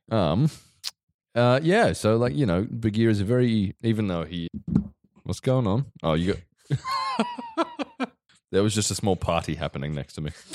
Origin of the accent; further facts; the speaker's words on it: Victoria, Australia; I grew up in Victoria